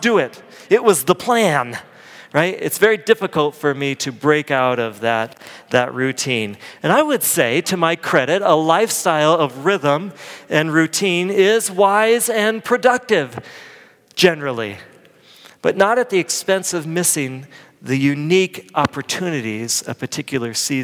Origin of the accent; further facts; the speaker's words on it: Midwest, United States; moved away; I grew up in the Midwest